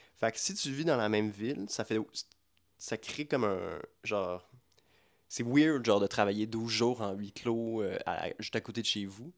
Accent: Quebec, Canada; first language French; notre imaginaire en tant que Québécois

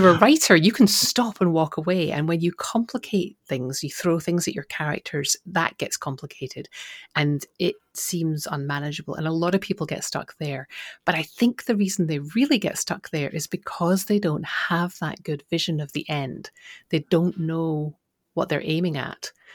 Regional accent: Scotland, United Kingdom; I'm from Scotland

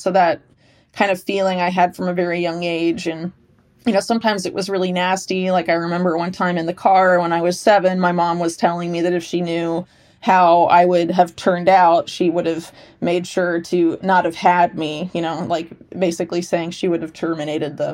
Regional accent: Sarasota, Florida, United States; I grew up in Sarasota, Florida.

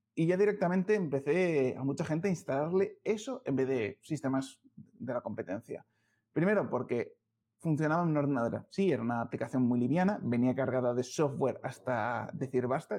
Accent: León, Castile and León, Spain; now in Madrid, Spain; soy leonés

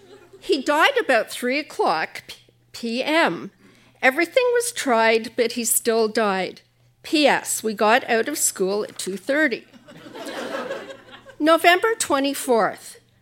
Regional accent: Ottawa, Ontario, Canada; I grew up in Ottawa.

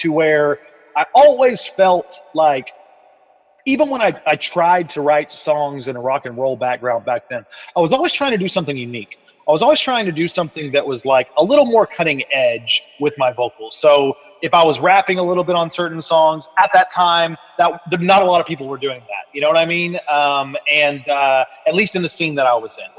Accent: East Texas, United States; my hometown, being in East Texas

